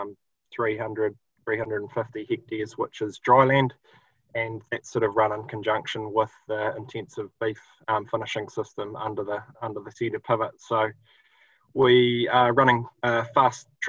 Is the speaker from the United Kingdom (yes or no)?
no; Woodlands, Southland, New Zealand; now in Luggate, New Zealand; Originally, I'm from Southland, a little town called Woodlands, just out of Invercargill